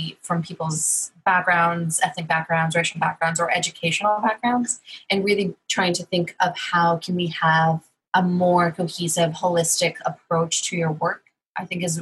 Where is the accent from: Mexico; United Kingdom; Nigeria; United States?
United States; Corpus Christi, Texas; I'm from Corpus Christi, Texas